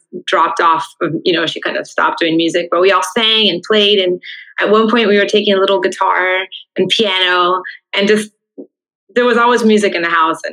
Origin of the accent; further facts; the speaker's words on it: Miami, Florida, United States; my dad came from Havana, Cuba. My mom from Santiago. And then they met in Miami, and I was born in Miami